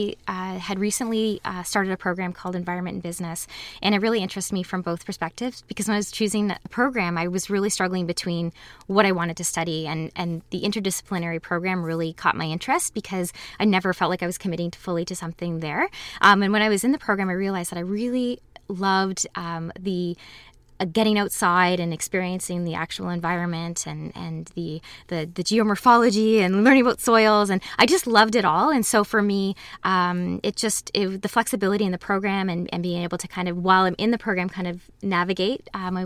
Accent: Waterloo, Ontario, Canada; Growing up in Waterloo was wonderful. All of my memories of as a child were wonderful and getting involved in the community. I've lived here my whole life, went to school here, was raised here

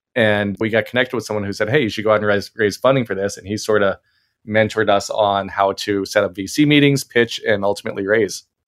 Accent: Maryland, United States; we were growing up in Maryland

